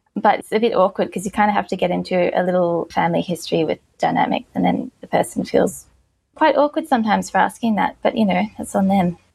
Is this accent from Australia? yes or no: yes; Ballarat, Victoria, Australia; moved away as an adult; now in Melbourne, Australia; I'm from Ballarat, which is in regional Victoria. I was born there. I lived in one house until I was five and then another house until I was 18